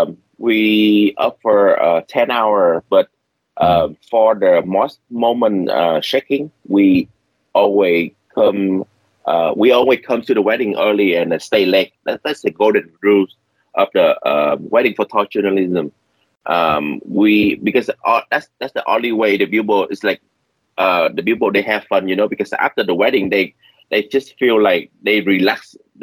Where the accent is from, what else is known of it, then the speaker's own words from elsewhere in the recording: California, United States; English is a second language; I shoot a wedding in the Houston, Texas, and I'm from California.